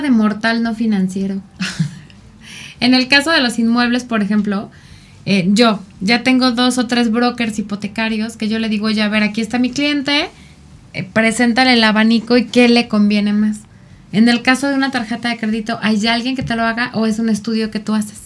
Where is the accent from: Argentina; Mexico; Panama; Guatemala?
Mexico; culturalmente como mexicanos eh, somos muy ayudadores